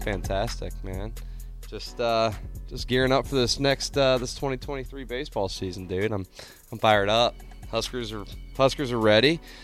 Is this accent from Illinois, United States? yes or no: no; Nebraska, United States; Growing up in Nebraska